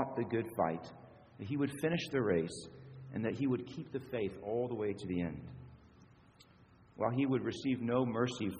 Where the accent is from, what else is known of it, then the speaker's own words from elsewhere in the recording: Springfield, United States; moved away; back in my hometown of Springfield